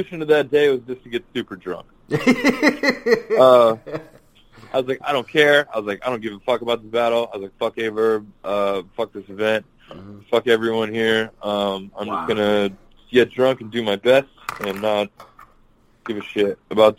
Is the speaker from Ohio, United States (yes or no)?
no; Bay Area, California, United States; growing up in the Bay Area